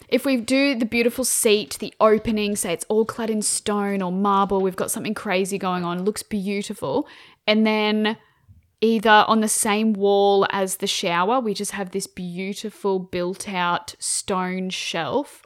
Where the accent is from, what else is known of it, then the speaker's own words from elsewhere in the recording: Queensland, Australia; I'm Queenslander